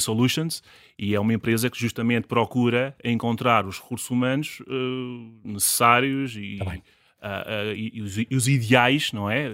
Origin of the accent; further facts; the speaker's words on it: Vila Velha de Rodão, Centro, Portugal; also born or lived in Lisbon; Eu sou do, do distrito de Castelo Branco, uhum. do concelho de Vila Velha de Rodão e da freguesia do Fratel